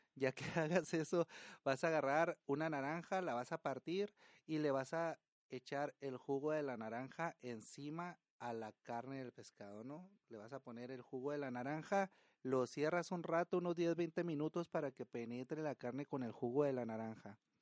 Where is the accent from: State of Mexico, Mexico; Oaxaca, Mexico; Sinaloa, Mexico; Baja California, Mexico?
Sinaloa, Mexico; Estación Dimas; now in Tijuana, Mexico; El pueblo donde yo nací se llama Estación Dimas, es, está en Sinaloa